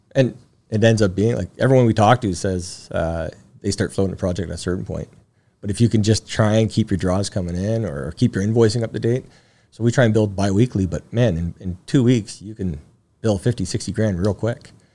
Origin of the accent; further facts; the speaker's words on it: Timmins, Ontario, Canada; We grew up in Northern Ontario, Timmins.